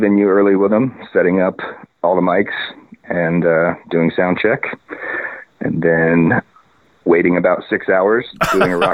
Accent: Indiana, United States; moved away as an adult; now in Portland, United States; I'm from Indiana and, I graduated from Indiana University in the audio program

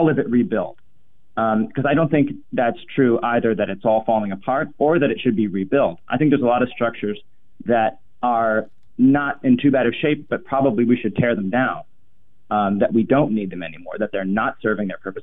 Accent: Minneapolis, Minnesota, United States; I grew up in Minnesota and Minneapolis

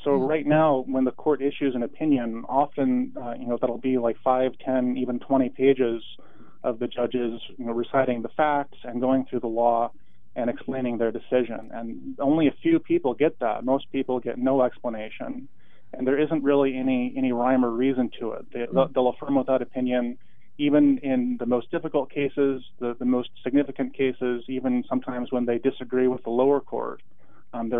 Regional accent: Portland, Oregon, United States; also born or lived in Walla Walla, Washington / Washington, D.C. / Salem, Oregon; I grew up in Portland in the Montevilla neighborhood, which kind of straddles northeast and southeast along 82nd.

